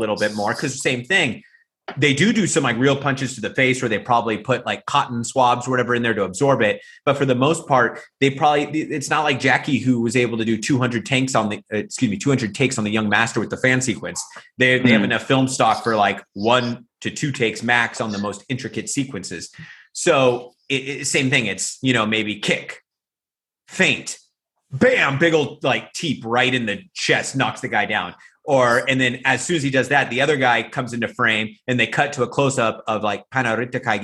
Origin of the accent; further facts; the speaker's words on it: United States; moved away as an adult; now in Thailand; me as an American